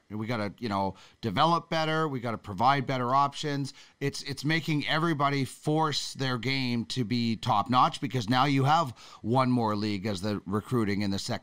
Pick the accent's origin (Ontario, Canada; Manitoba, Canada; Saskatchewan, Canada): Manitoba, Canada; Brandon; you and I grew up playing in Brandon a little bit